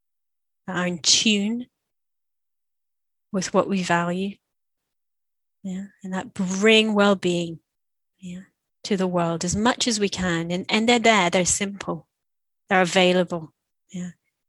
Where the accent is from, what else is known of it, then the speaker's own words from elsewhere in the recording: Israel; first language Hebrew; English is a second language; I teach a lot in Israel in Hebrew, yeah, my mother tongue.